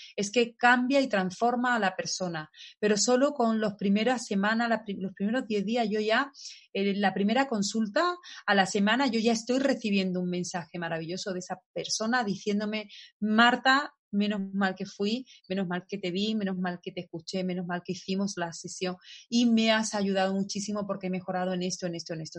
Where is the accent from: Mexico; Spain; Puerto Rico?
Spain; en mi país yo soy de España